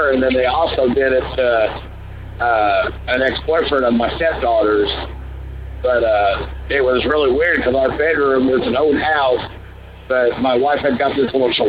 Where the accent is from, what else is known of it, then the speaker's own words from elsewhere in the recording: southern Indiana, United States; We're from Indiana, southern Indiana